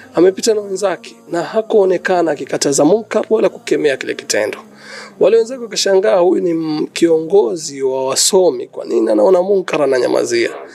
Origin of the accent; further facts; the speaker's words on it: Mombasa, Mombasa County, Kenya; natoka Kenya, mji ambao kwamba unatambulika kama Mombasa